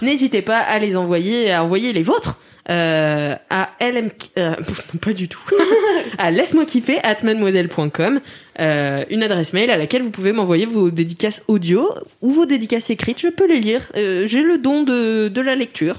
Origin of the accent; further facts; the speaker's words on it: Nantes, Pays de la Loire, France; Je m'en vante à chaque fois qu'on me dit Tu viens d'où De Nantes